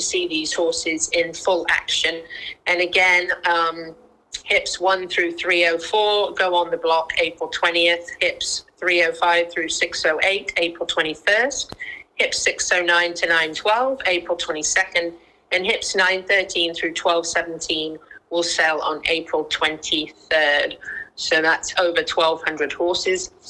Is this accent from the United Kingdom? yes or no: yes; United Kingdom; I don't roll my R's because I'm a Brit.